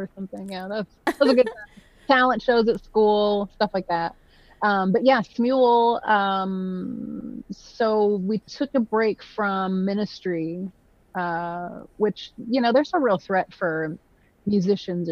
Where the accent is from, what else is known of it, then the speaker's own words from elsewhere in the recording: Nashville, Tennessee, United States; I grew up in Nashville, because that's where my dad's job was.